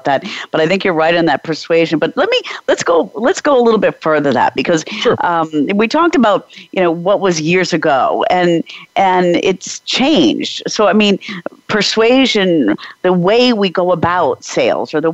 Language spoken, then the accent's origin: English; East Coast of the United States, United States; moved away as an adult; now in Prague, Czech Republic; I grew up in the East Coast of the States